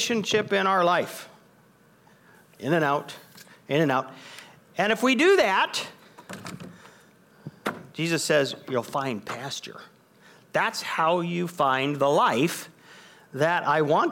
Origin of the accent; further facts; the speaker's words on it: United States; I'm an American